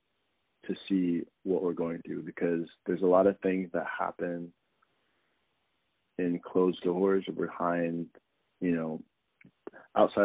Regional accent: Arizona, United States; now in Brooklyn, United States; I'm based in Brooklyn, but I'm originally from Arizona

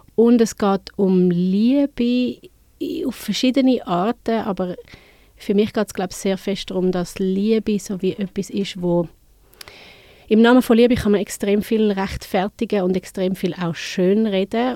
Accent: Winterthur, Zurich, Switzerland; ich bin von Winti, ich bin zu Winterthur aufgewachsen.

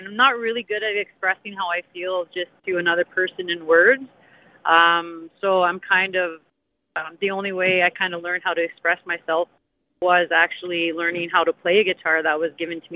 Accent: Kapuskasing, Ontario, Canada; now in Timmins, Canada; I moved from Cap this past summer

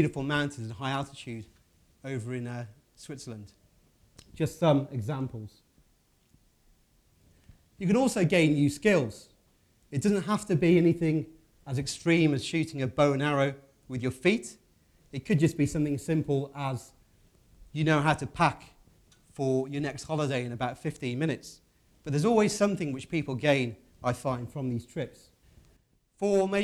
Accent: Midlands, United Kingdom; I'm from the Midlands in the UK

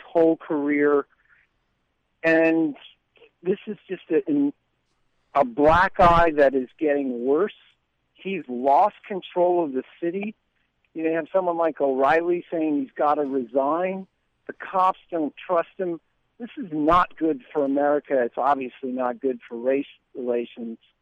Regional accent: New York, United States; moved away; I'm obviously originally from New York

